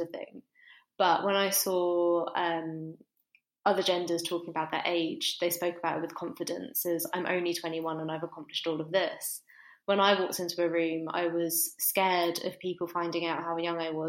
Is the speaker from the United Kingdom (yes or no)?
yes; United Kingdom; moved away as an adult; now in Manchester, United Kingdom; I grew up just outside of London and moved up to Manchester for university.